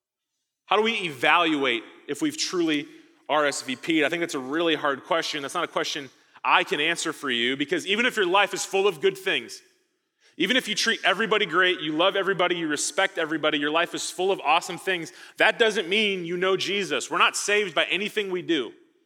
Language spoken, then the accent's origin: English; Midwest, United States; I came from the Midwest. Thought I was escaping tornadoes. I'm not, apparently.